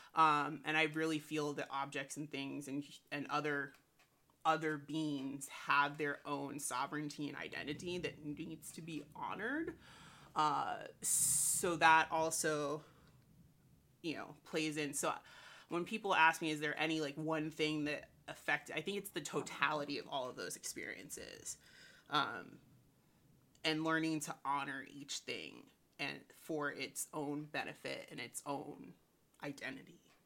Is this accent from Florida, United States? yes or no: yes; St. Petersburg, Florida, United States; I was born and raised in Saint Petersburg, Florida